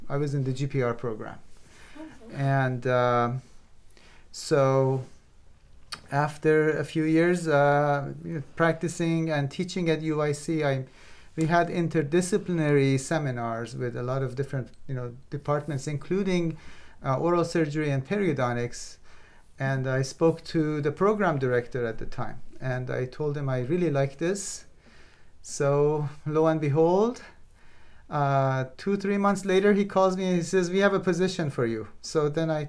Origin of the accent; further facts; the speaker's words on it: Iran; moved away as an adult; also born or lived in Belgium; I grew up in Iran